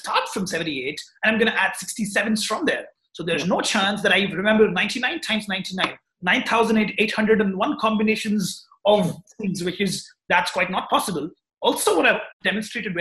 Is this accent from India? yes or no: yes; Hyderabad, Telangana, India; I'm from Hyderabad, India, and yes, I'm 20 years old, just out of college.